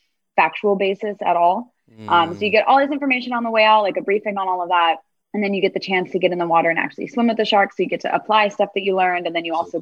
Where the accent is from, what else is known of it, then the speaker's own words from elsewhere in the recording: Miami, Florida, United States; moved away; So I'm from Miami originally. So Miami, Florida. So I was really lucky and I grew up near